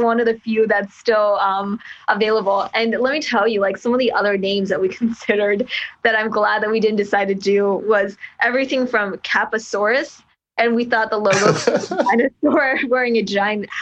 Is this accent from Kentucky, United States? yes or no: yes; Kentucky, United States; moved away as an adult; also born or lived in California; I'm from Kentucky